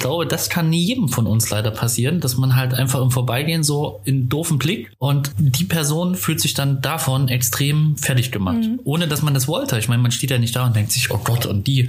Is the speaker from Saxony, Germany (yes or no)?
yes; Zwickau, Saxony, Germany; moved away as an adult; now in Cologne, Germany; ich bin äh, geboren in Zwickau